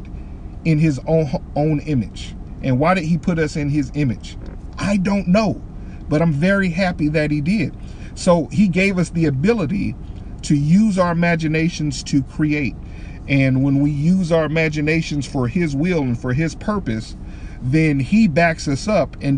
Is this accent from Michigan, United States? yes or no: yes; Detroit, Michigan, United States; moved away; I'm from Detroit, Michigan